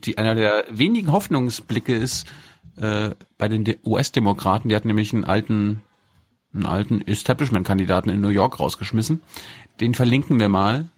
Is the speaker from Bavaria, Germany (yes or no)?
no; Mecklenburg-Vorpommern, Germany; Ich komme ja aus Mecklenburg